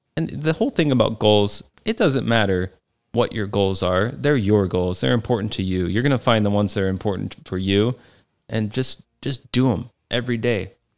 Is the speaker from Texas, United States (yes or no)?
yes; Texas, United States; moved away; I grew up in Texas